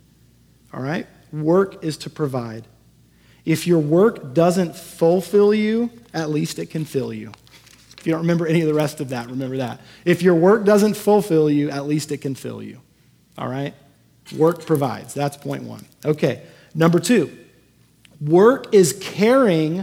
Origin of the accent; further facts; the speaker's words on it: Houston, Texas, United States; moved away; the house I grew up in Houston